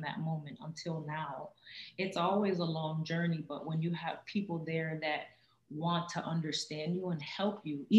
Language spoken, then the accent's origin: English; Miami, Florida, United States; I'm from Miami, Florida. We're both from Miami, Florida. So that's where we are right now